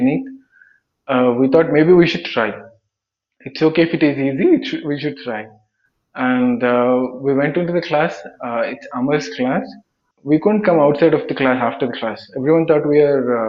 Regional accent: Andhra Pradesh, India; moved away as an adult; now in Bangalore, India; I'm from Andhra Pradesh.

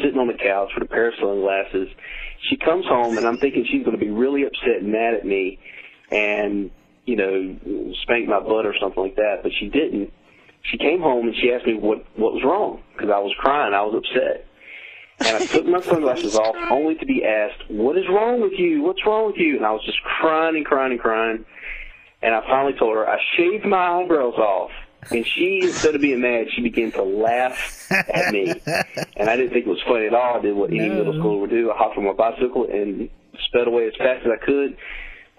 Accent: Rocky Mount, North Carolina, United States; I'm a comedian from Rocky Mountain, North Carolina

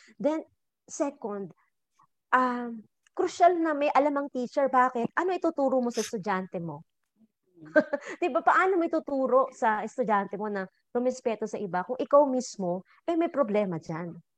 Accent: Laguna, Calabarzon, Philippines; Laguna, pag namamalengke kami doon ng nanay ko, when I was younger

